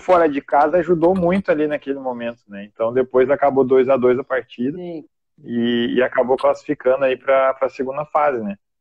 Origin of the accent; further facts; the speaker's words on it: Novo Hamburgo, Rio Grande do Sul, Brazil; Eu sou natural de Novo Hamburgo.